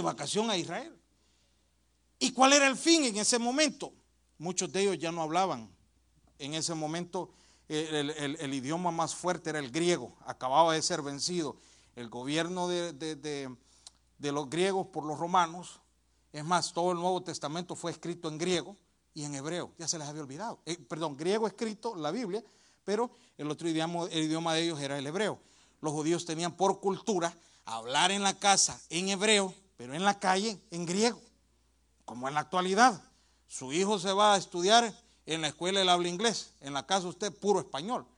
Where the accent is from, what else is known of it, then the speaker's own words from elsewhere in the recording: El Salvador; Yo soy del Salvador